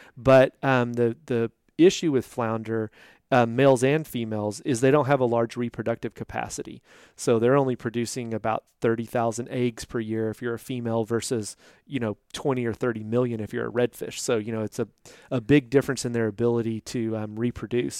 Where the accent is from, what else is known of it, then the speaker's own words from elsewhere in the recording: Boerne, Texas, United States; I grew up in Burney, Texas, just north of San Antonio